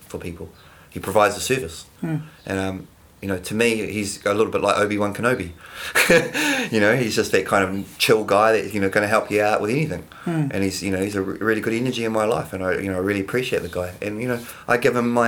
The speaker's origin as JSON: {"language": "English", "town": "Palmerston North", "region": "Manawatū-Whanganui", "country": "New Zealand", "moved": "yes", "lives_now": "Wellington, New Zealand", "said": "I'm from Palmerston North"}